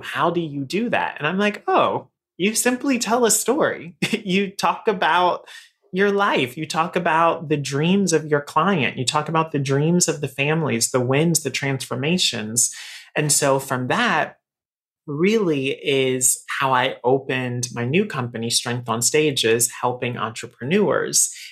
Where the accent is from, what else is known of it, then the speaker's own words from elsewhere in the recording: Raleigh, North Carolina, United States; moved away as an adult; now in New York City, United States; I am from Raleigh, North Carolina. So I'm in, I'm a Southern boy, right? So I've lived here in New York for 13 years now.